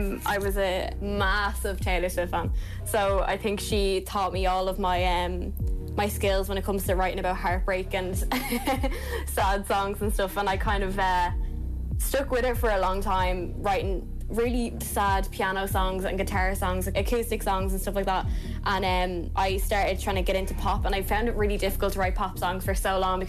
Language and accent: English; Dublin, Leinster, Ireland; now in Blessington, Ireland; I'm from Dublin, but I live in Wicklow.